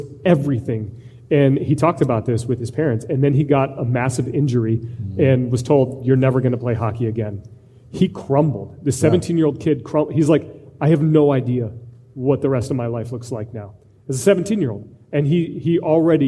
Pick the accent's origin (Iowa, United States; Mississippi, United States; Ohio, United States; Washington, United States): Iowa, United States; I'm from Iowa